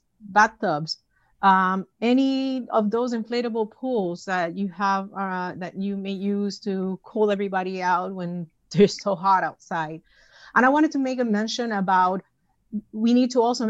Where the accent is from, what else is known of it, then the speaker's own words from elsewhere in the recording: Puerto Rico; moved away; my hometown of Puerto Rico